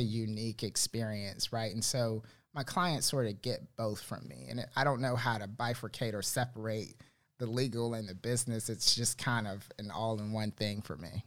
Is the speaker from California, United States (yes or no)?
no; Miami, Fort Lauderdale area, South Florida, United States; moved away as an adult; now in Charlotte, United States; I'm originally from South Florida, uh, Miami, Fort Lauderdale area, and uh, moved to Charlotte 2012